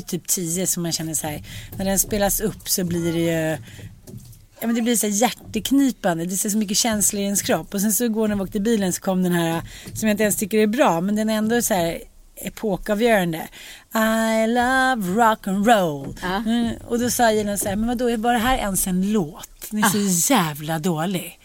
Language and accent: Swedish; Sweden; also born or lived in United States